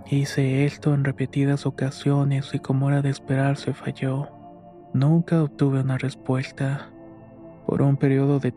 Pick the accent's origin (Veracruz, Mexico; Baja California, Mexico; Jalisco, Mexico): Jalisco, Mexico; Guadalajara; now in Serano, Mexico; soy originario de Guadalajara, aunque actualmente resido en Serano, Guanajuato, el cual es un pequeño pueblo colindante a Michoacán.